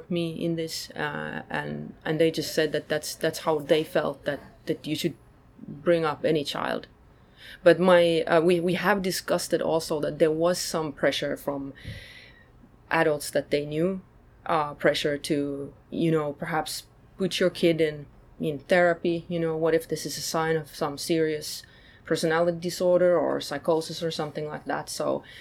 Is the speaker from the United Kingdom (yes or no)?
no; countryside about an hour from Helsinki, Uusimaa, Finland; moved away; also born or lived in Sweden / New York City, United States; I grew up on countryside, about an hour's drive from Helsinki